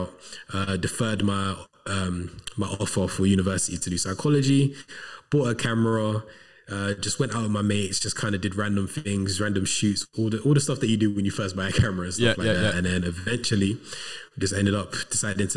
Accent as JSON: {"language": "English", "town": "Coventry", "region": "West Midlands", "country": "United Kingdom", "tie": "born or raised there", "also_born_or_lived": "London", "moved": "as an adult", "lives_now": "Manchester, United Kingdom", "said": "I'm originally from Coventry. I was born in London, but I was raised in Coventry"}